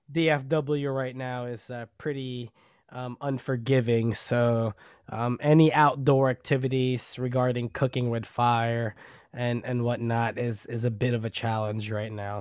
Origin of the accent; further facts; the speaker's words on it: Garland, Texas, United States; now in Rockwall, United States; growing up in Garland, Texas, in Oak Glen Apartments